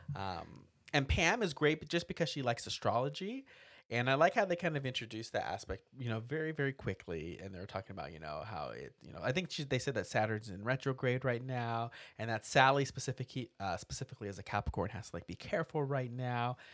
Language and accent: English; United States; I grew up near Texas. I was there, like, all the time.